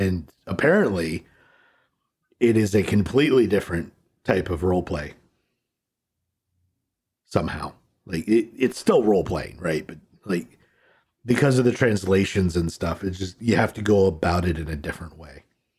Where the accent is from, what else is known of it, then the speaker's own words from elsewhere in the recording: United States; as an American, we should be on the metric system.